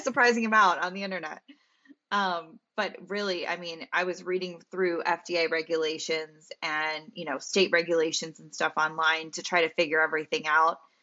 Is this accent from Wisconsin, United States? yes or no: no; Central Pennsylvania, United States; moved away; I'm from Pennsylvania, as you know, Central P